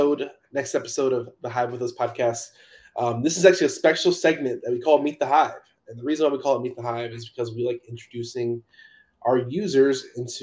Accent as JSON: {"language": "English", "region": "California", "country": "United States", "said": "I'm from California."}